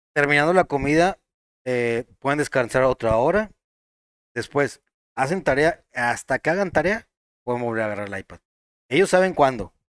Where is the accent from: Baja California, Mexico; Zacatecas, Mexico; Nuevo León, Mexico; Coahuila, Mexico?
Nuevo León, Mexico; Monterrey; Nosotros somos de Monterrey, Nuevo León